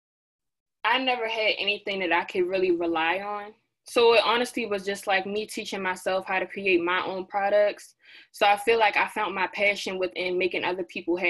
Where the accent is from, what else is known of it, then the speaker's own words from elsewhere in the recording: Baltimore, Maryland, United States; I hail all the way from Baltimore, Maryland